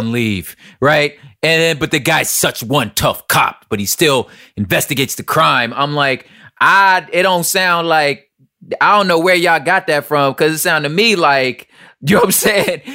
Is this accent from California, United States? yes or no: yes; Los Angeles, California, United States; We're all from South Central L